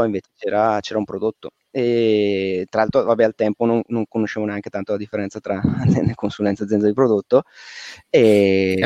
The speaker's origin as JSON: {"language": "Italian", "area": "Valle Camonica", "region": "Lombardy", "country": "Italy", "tie": "born or raised there", "also_born_or_lived": "Milan", "said": "Io sono originario, zona di provincia, sono originario della Valle Camonica"}